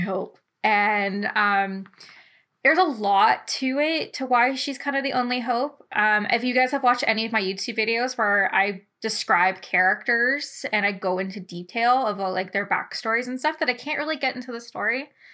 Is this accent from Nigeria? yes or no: no; London, Ontario, Canada; I'm from London, Ontario.